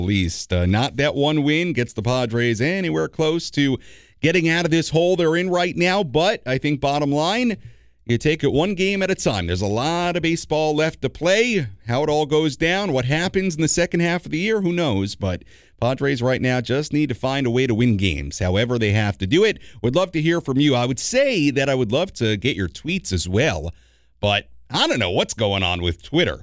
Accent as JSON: {"language": "English", "region": "New York", "country": "United States", "moved": "yes", "lives_now": "San Diego, United States", "said": "as a New Yorker at heart myself. Not that I don't love Southern California and San Diego, but hey, you know, that's where I'm from, New York"}